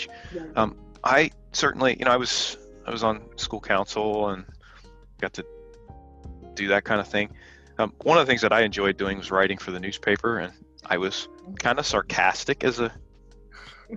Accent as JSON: {"language": "English", "town": "Bedford", "region": "Pennsylvania", "country": "United States", "tie": "born or raised there", "also_born_or_lived": "Texas / Midwest", "moved": "as an adult", "lives_now": "Santa Cruz, United States", "said": "I grew up in Bedford, Pennsylvania, which is about 46 miles from Mercersburg"}